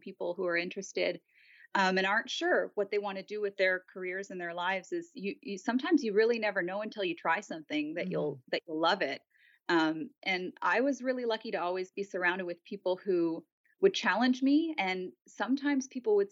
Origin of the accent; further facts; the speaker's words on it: Montreal, Quebec, Canada; moved away as an adult; now in California, United States; I was born and raised in Montreal